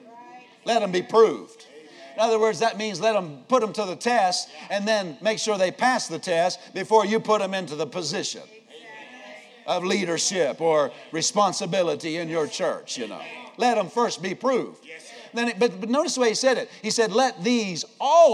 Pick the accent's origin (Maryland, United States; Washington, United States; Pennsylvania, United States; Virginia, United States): Pennsylvania, United States; also born or lived in Iowa; I grew up in Pennsylvania as a state.